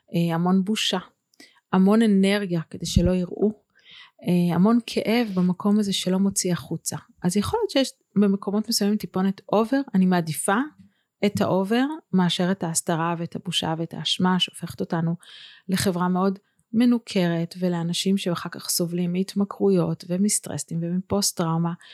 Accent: Bethlehem of Galilee, Northern District, Israel; moved away as an adult; also born or lived in Tel Aviv; אני מבית לחם הגלילית

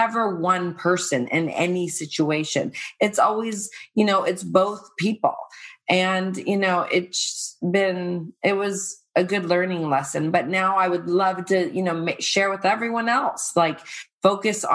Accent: Irvine, California, United States; also born or lived in Playa del Rey / San Diego / Calabasas; I'm from Irvine, also in Playa del Rey

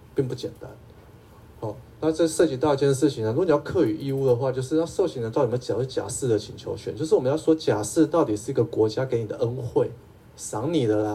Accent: Taipei, Taiwan; 我是台北人哈

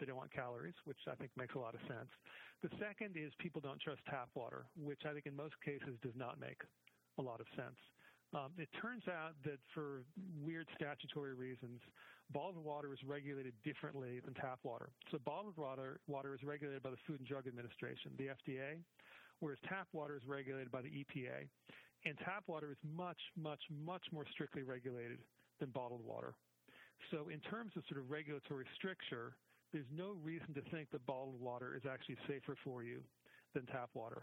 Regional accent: Boston, Massachusetts, United States; I grew up in Boston

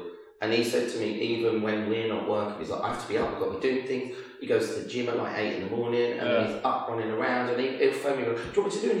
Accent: Birmingham, West Midlands, United Kingdom; accent: Brummie; Well, I'm from Birmingham and I've got family in Northampton.

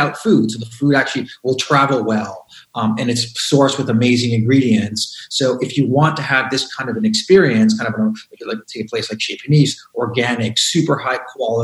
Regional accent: Montreal, Quebec, Canada; I'm from Montreal

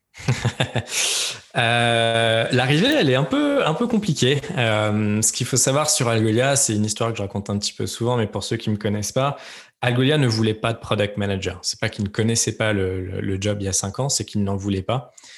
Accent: Lyon, Auvergne-Rhône-Alpes, France; moved away as an adult; also born or lived in Aix-en-Provence / Paris / San Francisco; j'ai grandi principalement à Lyon

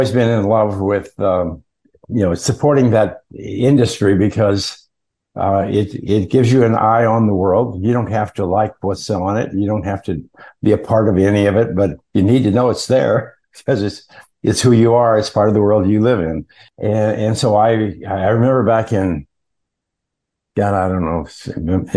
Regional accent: Montana, United States; I grew up in Montana, which is kind of a rural state, northern U.S.

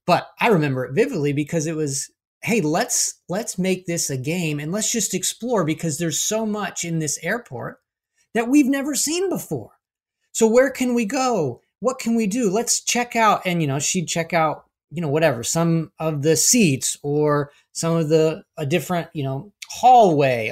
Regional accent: Florida, United States; we grew up in Florida

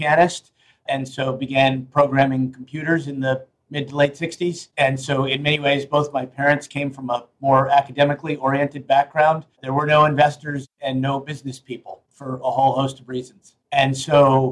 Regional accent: New York City, New York, United States; I grew up on Lower East Side of Manhattan

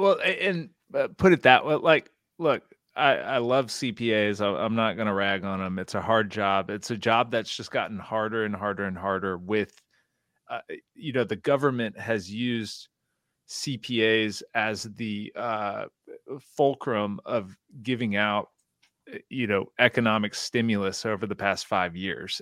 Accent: Houston, Texas, United States; I'm from Houston, Texas

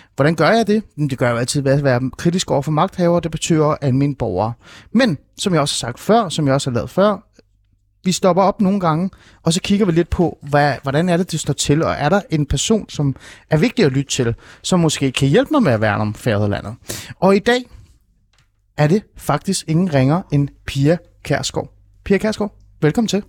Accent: Hornbæk, Capital Region of Denmark, Denmark; Jeg voksede op i Ålskov, øh, Hornbæk-området i Nordsjælland

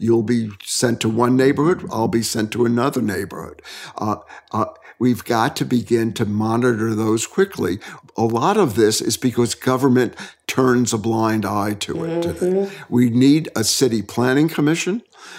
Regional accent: New York City, New York, United States; also born or lived in Brooklyn, New York; I grew up in the Bronx, and it took a psychic change to move to Brooklyn.

